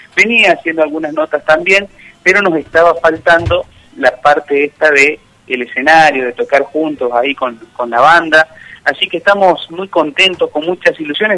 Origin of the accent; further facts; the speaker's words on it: Vera, Santa Fe, Argentina; now in Buenos Aires, Argentina; Vera es, mi pueblo, está a 250 kilómetros de la capital Santa santafesina